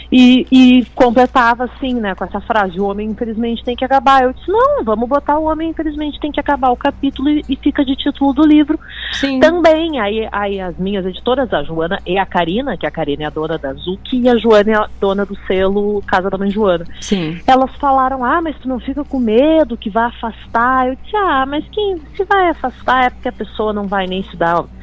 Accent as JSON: {"language": "Portuguese", "town": "Porto Alegre", "region": "Rio Grande do Sul", "country": "Brazil", "tie": "born or raised there", "said": "Nasci e criada aqui no Bonfim."}